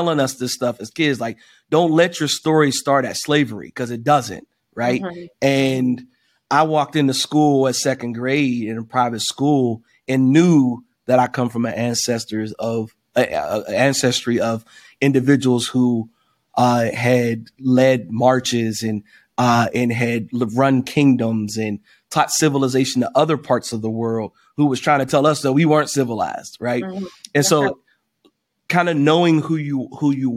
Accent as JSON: {"language": "English", "town": "Wilkinsburg", "region": "Pennsylvania", "country": "United States", "tie": "born or raised there", "said": "I grew up in Wilkinsburg, another suburb of Pittsburgh"}